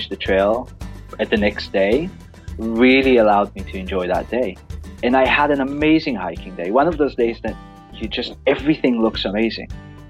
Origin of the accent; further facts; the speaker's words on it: Israel; moved away as an adult; also born or lived in Australia / New Zealand / United Kingdom; now in Portland, United States; I was born and raised in Israel, kind of in Israel of the 80s and 90s, which is for Americans means the 60s and 70s, kind of really laid back country